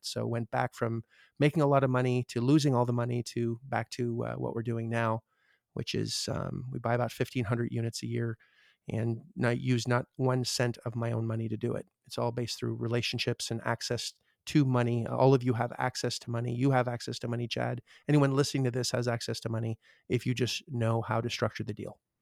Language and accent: English; Canada; I'm Canadian